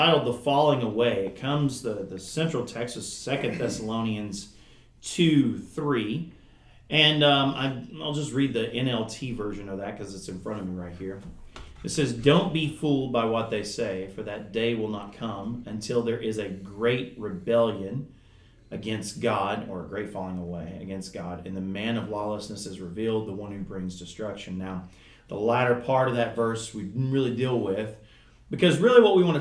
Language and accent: English; southeastern Kentucky, United States; accent: Kentucky; Where I'm from southeastern Kentucky, if you can't ever tell by my accent. And in the mountains of southeastern Kentucky, in Appalachia